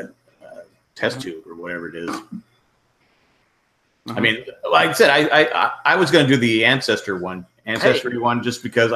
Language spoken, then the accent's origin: English; San Diego, California, United States; I grew up in San Diego.